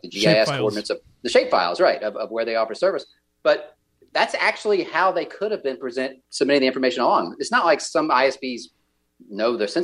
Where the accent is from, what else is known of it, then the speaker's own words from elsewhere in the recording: Georgia, United States; I'm from Georgia